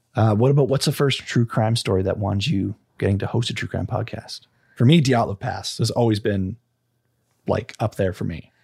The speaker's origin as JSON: {"language": "English", "country": "Canada", "said": "Being Canadian"}